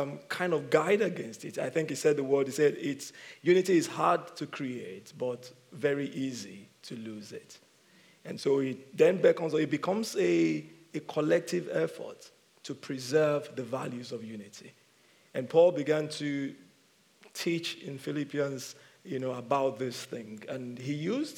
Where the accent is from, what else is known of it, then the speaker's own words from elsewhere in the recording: Nigeria; moved away; I'm from Nigeria